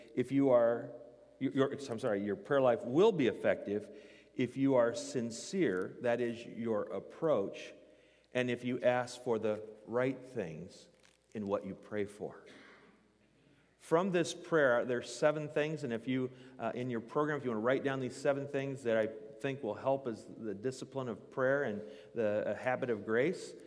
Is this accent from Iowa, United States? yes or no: yes; Newton, Iowa, United States; I grew up in Newton, Iowa